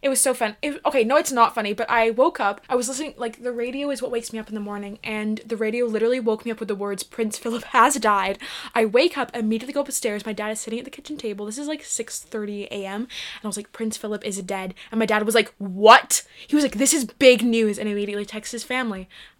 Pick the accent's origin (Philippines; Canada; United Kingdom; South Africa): United Kingdom; I'm the British one here.